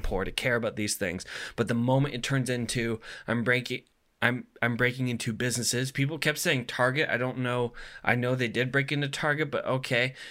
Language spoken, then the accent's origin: English; United States; as an American